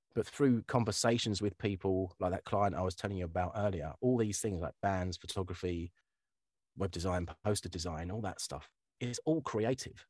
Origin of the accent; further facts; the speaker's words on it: Kent, South East England, United Kingdom; I'm from Kent